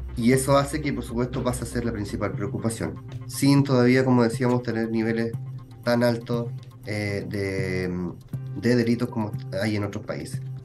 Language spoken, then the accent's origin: Spanish; Chile; nos jactábamos como chilenos